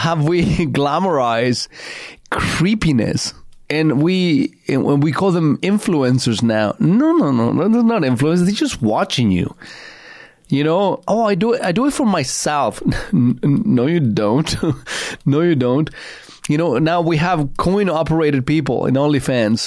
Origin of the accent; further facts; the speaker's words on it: Chile; now in Canada; I grew up in Chile in the 70s and in most of the 80s